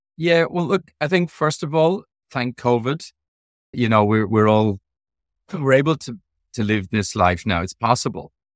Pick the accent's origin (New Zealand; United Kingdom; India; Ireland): Ireland; moved away; I am from Europe. I am, I am originally from Ireland.